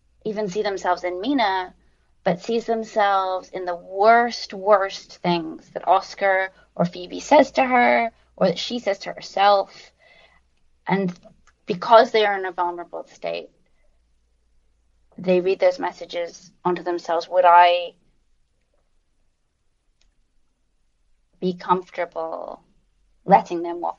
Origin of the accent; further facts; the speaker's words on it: London, United Kingdom; moved away as an adult; also born or lived in United States; I was raised in London